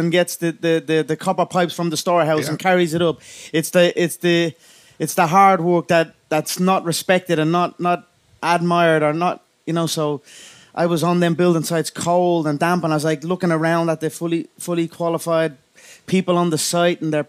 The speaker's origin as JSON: {"language": "English", "town": "Dublin", "region": "Leinster", "country": "Ireland", "said": "I come from a place, Dublin 12. It is a hard-working town, a small little suburb"}